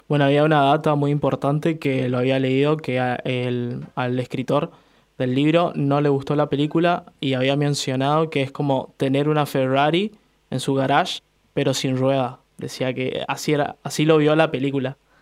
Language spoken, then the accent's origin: Spanish; Goya, Corrientes, Argentina; moved away; soy de esa ciudad, soy nacido en Goya Corrientes